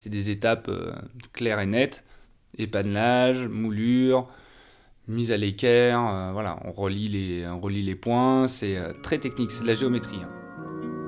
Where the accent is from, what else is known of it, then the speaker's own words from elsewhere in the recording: northern Ardèche, Auvergne-Rhône-Alpes, France; Je suis né en Ardèche, dans le Nord Ardèche, au milieu de Saint-Joseph, côte condrieux Condrieu